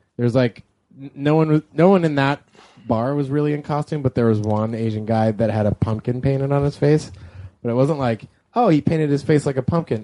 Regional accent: Canada; I'm from Canada

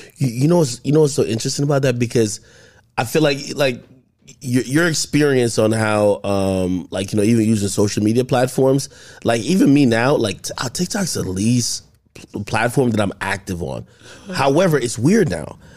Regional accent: New Jersey, United States; also born or lived in Jamaica; originally I, I was born in Jamaica, but I grew up ever since, like, two thousand one. in Jersey.

